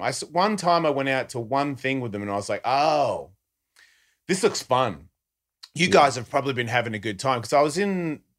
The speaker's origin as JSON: {"language": "English", "country": "Australia", "said": "Yeah, I can't do that guy. I'm Australian."}